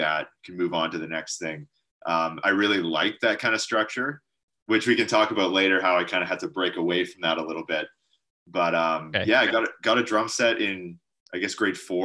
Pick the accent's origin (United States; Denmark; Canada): Canada; Chilliwack, British Columbia; In a town called Chilliwack, which is about an hour from Vancouver.